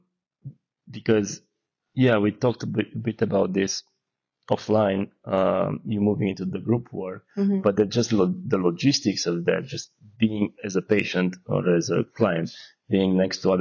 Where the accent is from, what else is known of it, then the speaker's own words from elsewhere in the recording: Romania; moved away; definitely from my upbringing growing up in Romania